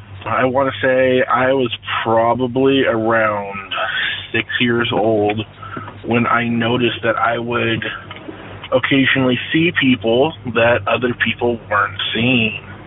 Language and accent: English; Seattle, Washington, United States; The one I want to tell you about now is when I was a child growing up in the Seattle area.